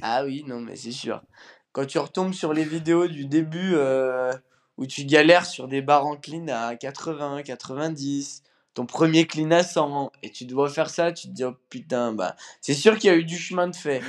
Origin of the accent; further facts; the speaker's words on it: Bourgoin-Jallieu, Auvergne-Rhône-Alpes, France; Je viens de Bourgoin-Jailleux, à côté de Lyon